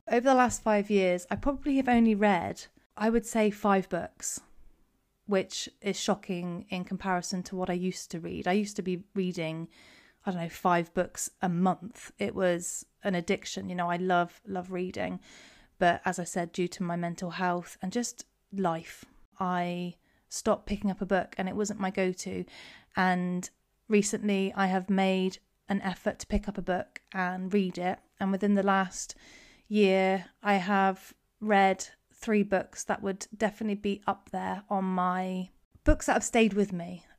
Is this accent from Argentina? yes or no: no; Cornwall, South West England, United Kingdom; I am from Cornwall